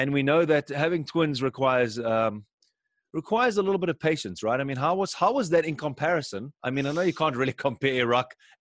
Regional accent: South Africa; now in Germany; I actually used to go on my grandmother's farm when I grew up in South Africa.

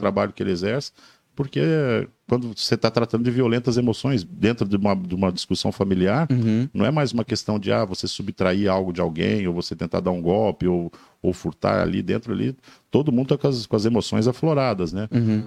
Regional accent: Belo Horizonte, Minas Gerais, Brazil; now in Joinville, Brazil; Sou de Belo Horizonte, Minas Gerais.

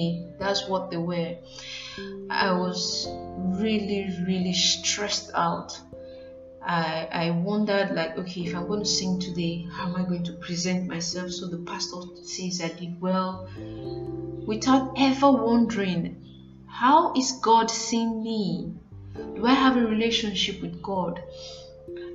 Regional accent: Nigeria; as a Nigerian

